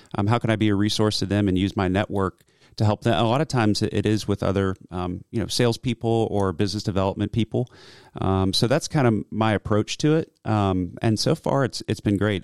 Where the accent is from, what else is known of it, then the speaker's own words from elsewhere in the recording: Roswell, Georgia, United States; also born or lived in Cumming, Georgia; I grew up in Roswell, but I went to elementary school here in Cumming